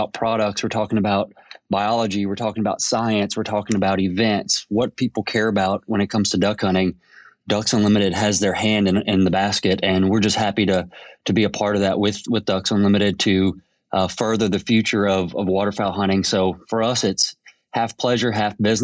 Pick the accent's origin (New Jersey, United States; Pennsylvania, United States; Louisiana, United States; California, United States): Louisiana, United States; Lafayette; moved away as an adult; now in Paducah, United States; I'm originally from Lafayette, Louisiana. Grew up there, recently moved to Paducah, Kentucky to work for Higdon in 2016.